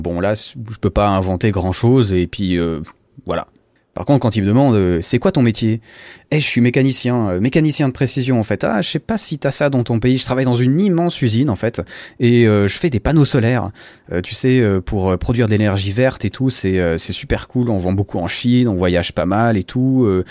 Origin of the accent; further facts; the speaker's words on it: Switzerland; Je viens de Suisse, euh, tu sais, le pays des montagnes, le pays des banques, le pays du chocolat